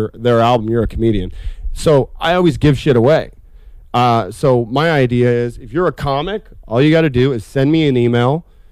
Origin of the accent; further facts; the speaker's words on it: Boise, Idaho, United States; moved away as an adult; also born or lived in New York City; I grew up in Boise